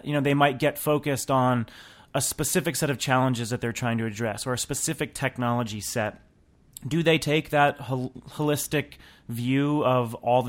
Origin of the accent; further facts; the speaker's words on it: New Hampshire, United States; now in Washington, United States; I'm always jealous because I'm from New Hampshire, love the snow. We don't get a lot of it here in D.C.